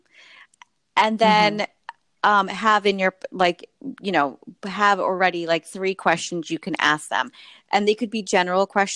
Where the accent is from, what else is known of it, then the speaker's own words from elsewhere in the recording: New York City, New York, United States; as a New Yorker